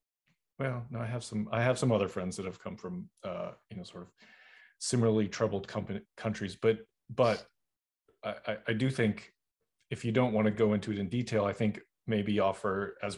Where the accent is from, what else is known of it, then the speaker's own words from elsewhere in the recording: Boston, Massachusetts, United States; now in North Carolina; I'm originally from Boston, and I was like, I gotta go. And I went down to North Carolina